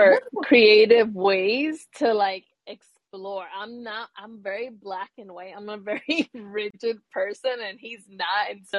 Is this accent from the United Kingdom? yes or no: no; Puerto Rico; So I am from Puerto Rico. I was born in Puerto Rico, and I spent my summers there.